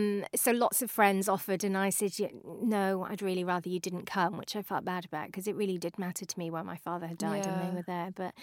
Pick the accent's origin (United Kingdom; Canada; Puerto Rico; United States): United Kingdom; Also, we're British